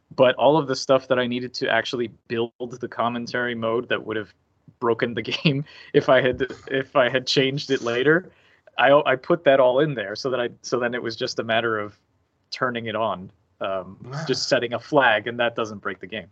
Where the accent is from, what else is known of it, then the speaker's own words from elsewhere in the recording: Miami, Florida, United States; I grew up in Miami